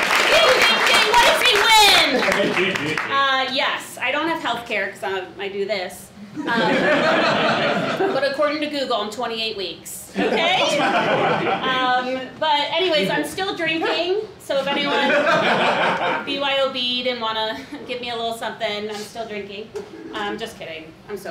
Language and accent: English; Beavercreek, Ohio, United States; moved away; also born or lived in Chicago; I grew up there in a town called Beaver Creek, where there's no beavers or creeks